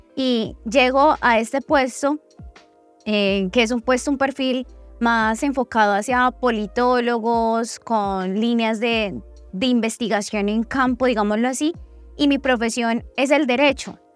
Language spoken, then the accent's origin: Spanish; Putumayo, Colombia; moved away as an adult; now in Medellín, Colombia; yo soy del departamento del Putumayo. Toda mi familia en este momento está en el departamento del Putumayo. Yo vivo en Medellín hace 10 años